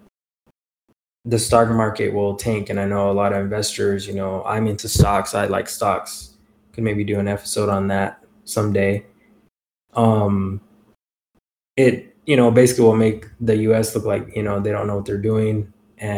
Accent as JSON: {"language": "English", "country": "United States", "tie": "born or raised there", "said": "raised in the United States"}